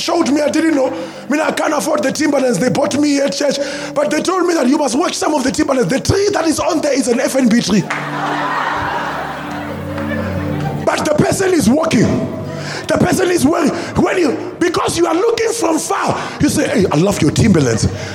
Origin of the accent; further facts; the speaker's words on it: South Africa; I'm a South African.